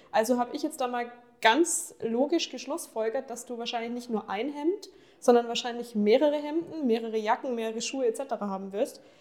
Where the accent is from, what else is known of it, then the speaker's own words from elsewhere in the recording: Ingolstadt, Bavaria, Germany; born there; ich bin ja gebürtige Ingolstädterin.